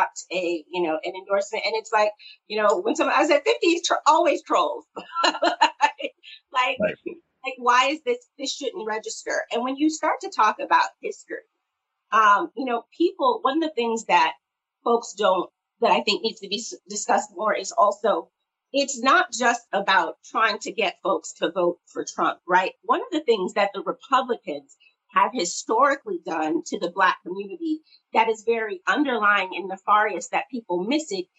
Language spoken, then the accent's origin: English; South Bend, Indiana, United States; I also am from South Bend, Indiana, went to high school with Pete